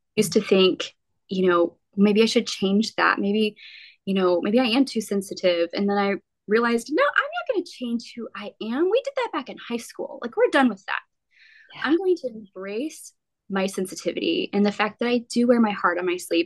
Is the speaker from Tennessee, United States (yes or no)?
no; Midland, Texas, United States; also born or lived in Odessa, Texas / Lubbock, Texas; I grew up in West Texas, primarily Midland, Odessa